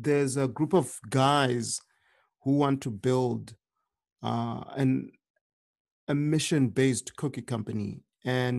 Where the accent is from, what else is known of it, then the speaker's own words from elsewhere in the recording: Zimbabwe; now in United States; I had experienced hunger while living in Zimbabwe because I grew up in Zimbabwe.